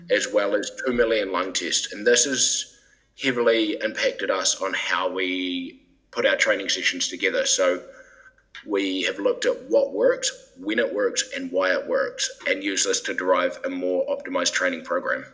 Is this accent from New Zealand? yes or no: yes; New Zealand; moved away as an adult; also born or lived in England; now in Denmark; I'm originally from New Zealand, which is quite a unique place to end up in Denmark.